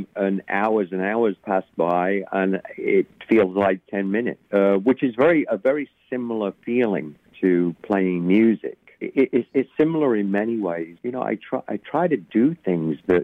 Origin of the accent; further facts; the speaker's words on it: England, United Kingdom; now in United States; growing up in England, and then to eventually, you know, coming to the States in 1980